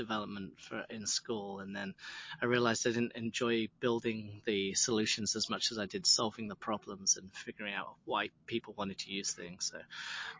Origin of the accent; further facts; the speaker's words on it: United Kingdom; now in Los Angeles, United States; I'm a British expat